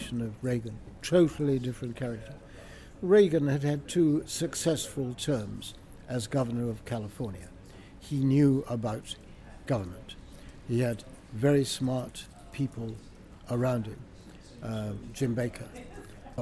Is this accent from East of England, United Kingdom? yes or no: yes; Beccles, East of England, United Kingdom; I come from Beccles in East Suffolk